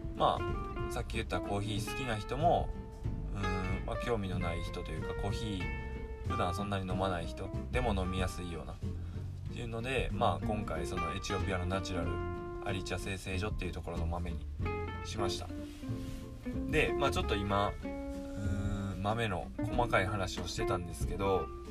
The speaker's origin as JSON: {"language": "Japanese", "region": "Mie", "country": "Japan", "tie": "born or raised there", "said": "僕三重県在住で地元は三重県で"}